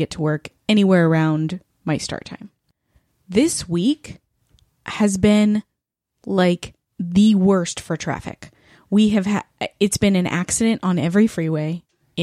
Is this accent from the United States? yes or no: yes; Northern California, United States; I'm from Northern California